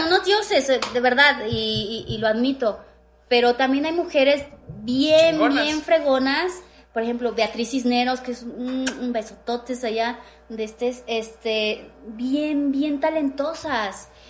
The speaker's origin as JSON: {"language": "Spanish", "region": "Mexico City", "country": "Mexico", "tie": "born or raised there", "said": "yo crecí en la Romero Rubio, en la Glorieta"}